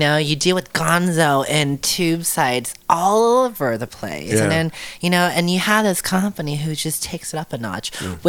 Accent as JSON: {"language": "English", "town": "San Francisco", "region": "California", "country": "United States", "tie": "born or raised there", "moved": "yes", "lives_now": "Los Angeles, United States", "said": "What I miss and I love about growing up in San Francisco Bay Area is just the diversity."}